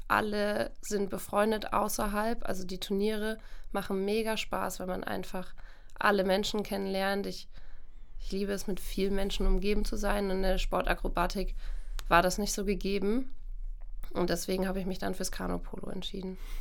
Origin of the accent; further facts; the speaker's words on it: Coburg, Bavaria, Germany; now in Cologne, Germany; ich komme eigentlich aus Bayern